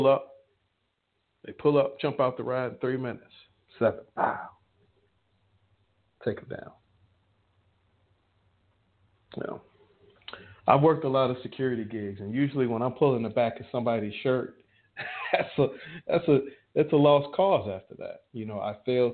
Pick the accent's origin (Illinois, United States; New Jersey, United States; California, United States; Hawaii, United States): Illinois, United States; Chicago; I'm from Chicago